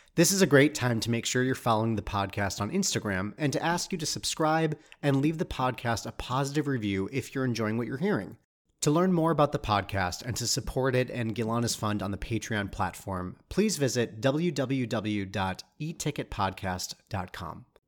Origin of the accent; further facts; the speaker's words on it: Michigan, United States; I grew up in Michigan, but I, we were in L A a lot